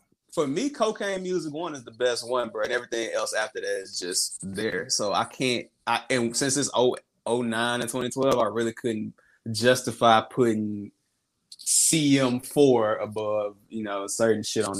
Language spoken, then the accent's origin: English; Memphis, Tennessee, United States; I'm from Memphis